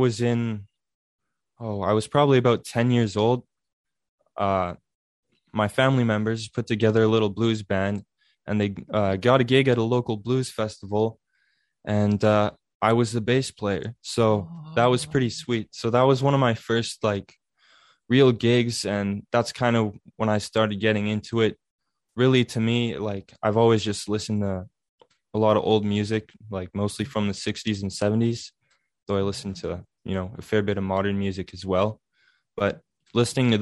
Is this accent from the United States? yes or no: no; Altona, Manitoba, Canada; I'm from a small little town in southern Manitoba called Altona